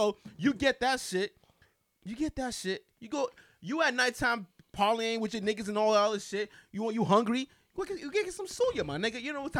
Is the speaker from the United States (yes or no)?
no; Ibadan, Oyo, Nigeria; moved away; also born or lived in Lagos, Nigeria / Osun State (family); I'm from Ibadan.